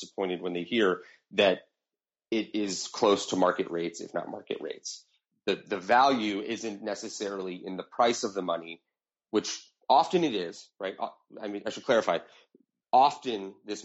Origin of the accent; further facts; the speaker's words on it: United States; as an American